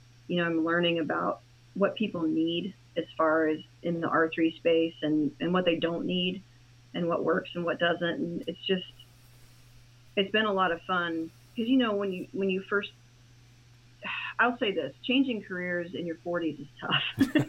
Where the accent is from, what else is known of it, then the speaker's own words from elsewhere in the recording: Indiana, United States; Well, I'm from Indiana, and I worked in horticulture for 25 years